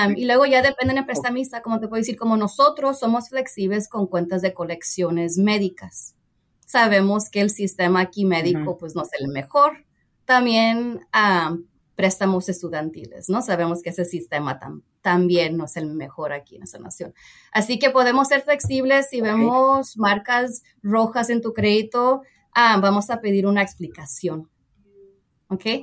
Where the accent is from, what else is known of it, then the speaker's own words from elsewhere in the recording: San Jose, California, United States; nací y pues crecí en San José, California, en el área de la Bahía